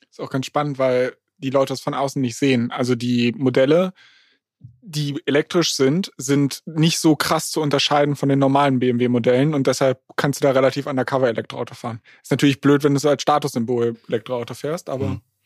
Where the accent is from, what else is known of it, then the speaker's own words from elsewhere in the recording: Berlin, Germany; now in Hamburg, Germany; ich komme ja ursprünglich aus Berlin